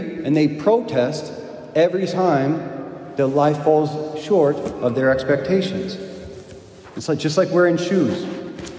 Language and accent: English; United States; I'm an American